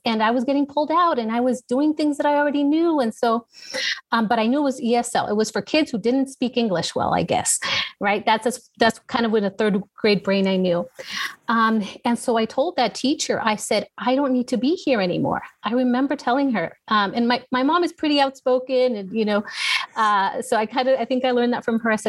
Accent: Los Angeles, California, United States; moved away as an adult; now in San Antonio, United States; born and raised in Southern California

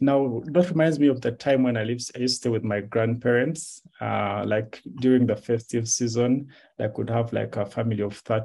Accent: Jinja, Eastern Region, Uganda; born there; However, I was born in Jinja because my mom and dad met in Jinja.

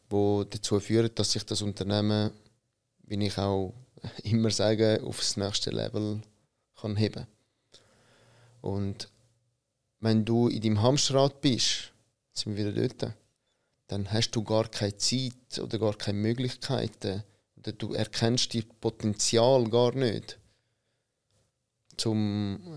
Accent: Italy; Und ich bin einer, der als Italiener gerne Kaffee trinkt.

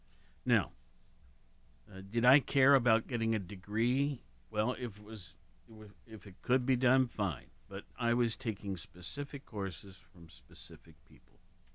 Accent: Worthington, Ohio, United States; moved away as an adult; also born or lived in Hawaii / Los Angeles / New York City / Denver; now in Athens, United States; I grew up in Worthington, which is Columbus.

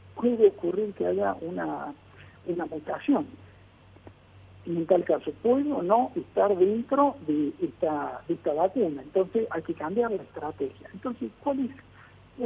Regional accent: Argentina; en mi país, la Argentina

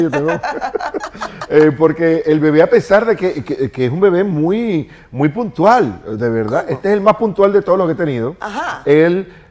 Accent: Venezuela; moved away as an adult; porque en República Dominicana usted no necesita visa como venezolano para entrar. Y le dije, me voy a República Dominicana.

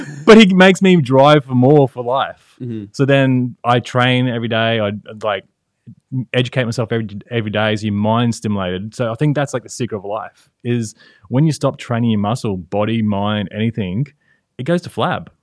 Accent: Brisbane, Queensland, Australia; Brisbane, Australia

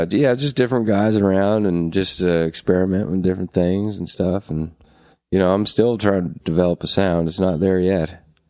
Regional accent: Halifax, Nova Scotia, Canada; also born or lived in Truro; guys, you know, from that I grew up with around around Halifax

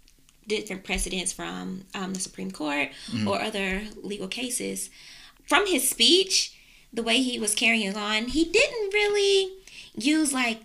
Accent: North Carolina, United States; We're from North Carolina

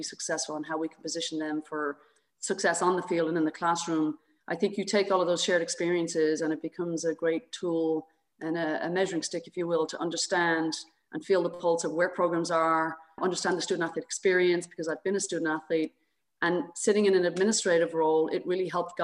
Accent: Dublin, Leinster, Ireland; moved away as an adult; also born or lived in South Carolina; now in United States; I grew up in Dublin, Ireland.

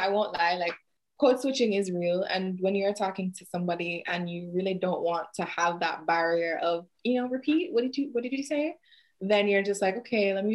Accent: Jamaica; accent: Jamaican; moved away; also born or lived in New York, United States; I lived in New York first and here, but I've always maintained it. Like, I've never not sounded Jamaican to me.

